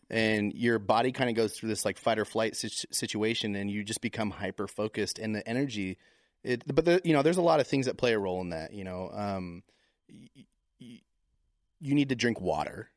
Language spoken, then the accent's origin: English; Tacoma, Washington, United States; moved away; also born or lived in Vermont; I was born in Tacoma, Washington